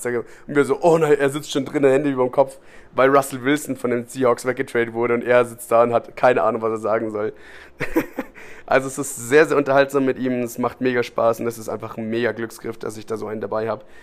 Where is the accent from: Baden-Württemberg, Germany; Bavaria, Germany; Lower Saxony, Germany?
Bavaria, Germany; Munich; Du aus Venedig kommst, ich komme aus München.